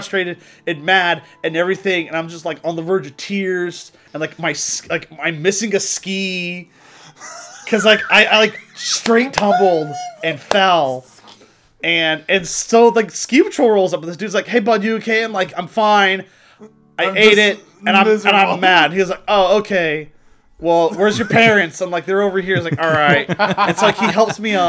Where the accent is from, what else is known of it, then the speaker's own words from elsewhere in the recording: Texas, United States; I'm from Texas